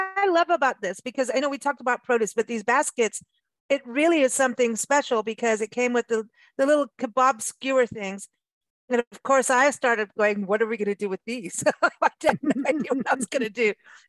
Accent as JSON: {"language": "English", "country": "Kenya", "tie": "born or raised there", "said": "that reminded me of being growing up in Kenya."}